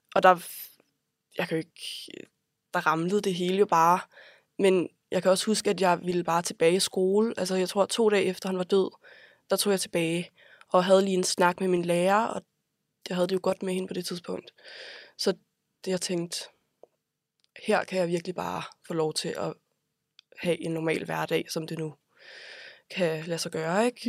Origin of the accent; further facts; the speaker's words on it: Copenhagen, Capital Region of Denmark, Denmark; jeg er vokset op på Vesterbro de første år af mit liv